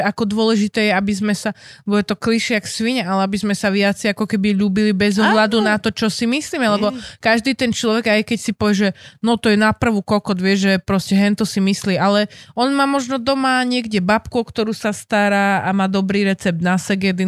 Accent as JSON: {"language": "Slovak", "town": "Žilina", "region": "Žilina Region", "country": "Slovakia", "said": "zo Žiliny, odkiaľ pochádzam"}